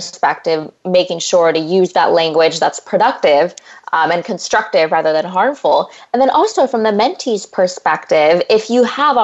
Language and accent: English; California, United States; moved away as an adult; also born or lived in Massachusetts; I'm from California, grew up in a farming family, and then I went away to Harvard for 4 years